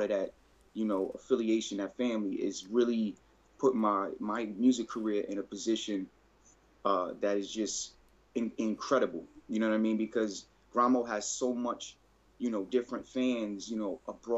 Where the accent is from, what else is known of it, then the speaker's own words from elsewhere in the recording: New York City, New York, United States; now in Connecticut, United States; I'm from the Bronx, New York, you know, originally. I'm out in Connecticut right now.